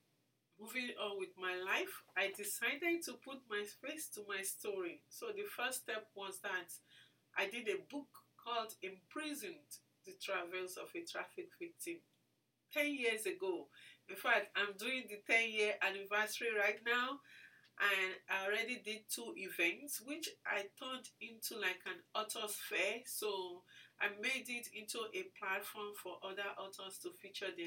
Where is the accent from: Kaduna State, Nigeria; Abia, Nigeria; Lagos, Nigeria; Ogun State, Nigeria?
Lagos, Nigeria; moved away as an adult; also born or lived in Ibadan, Oyo State, Nigeria; now in Minnesota, United States; I was born in Lagos, and I went to school in Lagos and also in Ibadan